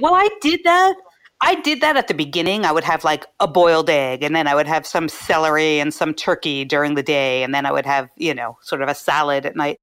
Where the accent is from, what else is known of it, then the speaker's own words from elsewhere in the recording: Philadelphia, Pennsylvania, United States; moved away; I'm from Philadelphia